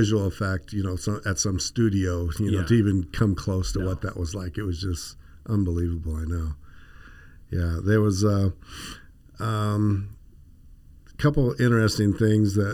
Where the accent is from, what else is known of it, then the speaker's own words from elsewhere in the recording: the Valley, Arizona, United States; I grew up here in the Valley